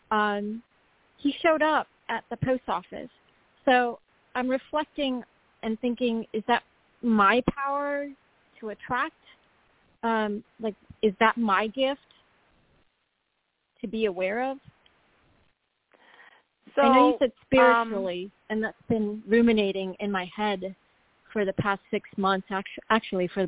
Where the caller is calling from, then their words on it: North Carolina, United States; from North Carolina.